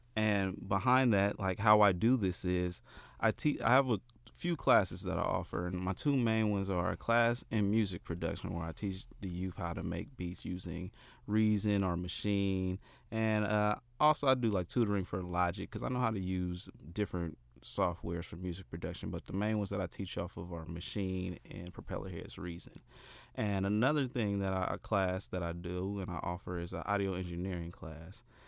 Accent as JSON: {"language": "English", "town": "Oakland", "region": "California", "country": "United States", "tie": "born or raised there", "also_born_or_lived": "Richmond, California", "said": "I'm, I'm from Oakland"}